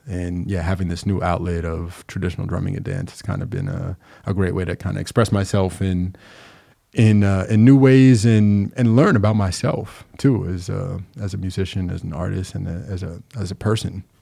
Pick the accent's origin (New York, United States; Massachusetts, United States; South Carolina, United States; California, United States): New York, United States; Long Island; moved away as an adult; now in Capital Region, New York, United States; I'm actually from Long Island, but I've been here since like 2011.